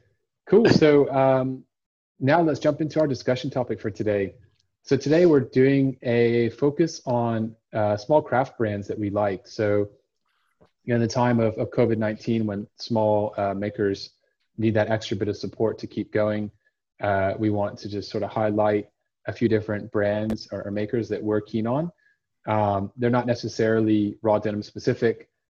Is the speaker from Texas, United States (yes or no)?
yes; Austin, Texas, United States; moved away; my hometown of Austin, Texas.